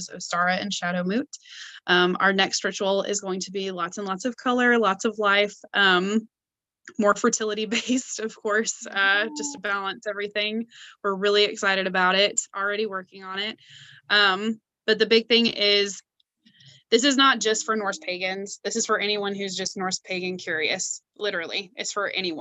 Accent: Clarksville, Tennessee, United States; I'm from Clarksville. I live here in Clarksville, Tennessee

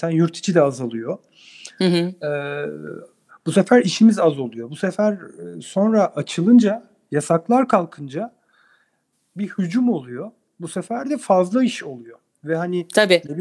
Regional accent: Adana, Turkey; Hayır, Ankara Tıp mezunu Adanalıyım ben.

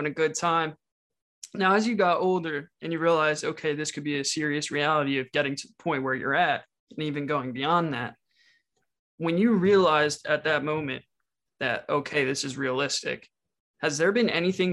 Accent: Eastampton, New Jersey, United States; I'm from East Hampton

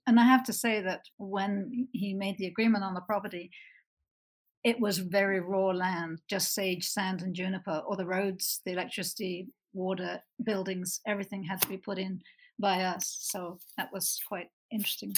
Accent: Bristol, South West England, United Kingdom; moved away as an adult; also born or lived in London / Canada; now in Utah, United States; I grew up in Bristol, worked for a number of years in London, and uh, moved to Canada and then America

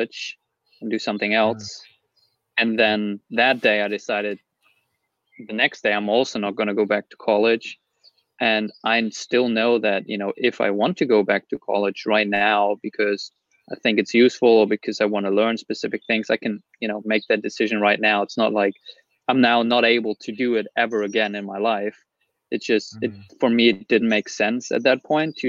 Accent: Germany; I'm from Germany

